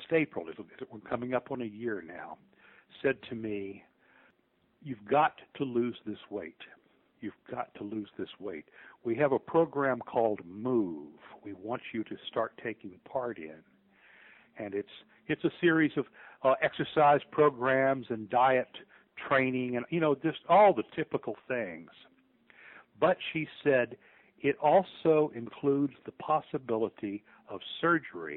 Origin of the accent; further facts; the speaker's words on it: New Orleans, Louisiana, United States; moved away as an adult; now in Memphis, United States; I'm from New Orleans